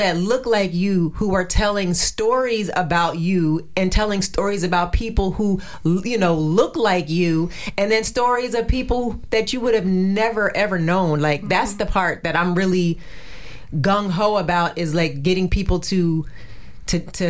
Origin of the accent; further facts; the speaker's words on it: New Jersey, United States; moved away; also born or lived in Virginia; I'm from New Jersey